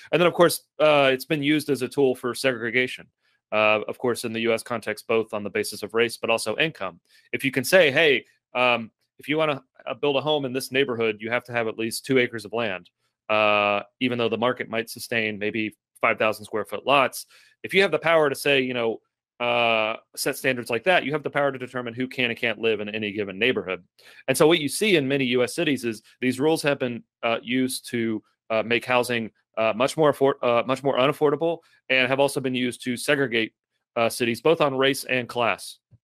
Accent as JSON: {"language": "English", "town": "Lexington", "region": "Kentucky", "country": "United States", "said": "I'm from Lexington, Kentucky"}